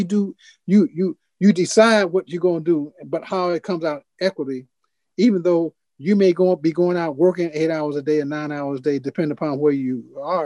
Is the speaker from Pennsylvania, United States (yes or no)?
no; Chicago, Illinois, United States; Because I'm in Chicago. I grew up in Chicago.